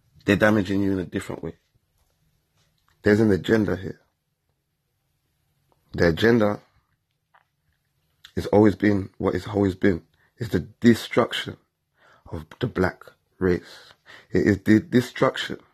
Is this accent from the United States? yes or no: no; England, United Kingdom; I grew up in England my whole life. I was born here.